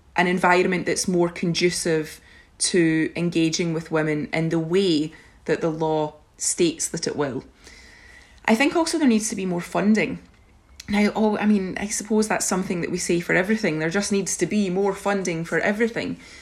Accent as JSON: {"language": "English", "region": "Scotland", "country": "United Kingdom", "said": "my presence as a Scottish, European young woman"}